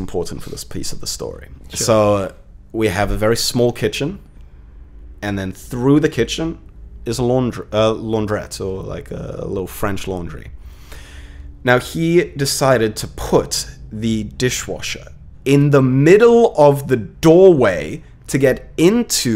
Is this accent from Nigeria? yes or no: no; South Africa; moved away; since I immigrated from South Africa, I think in total I've lived in almost 11 different properties in under 7 years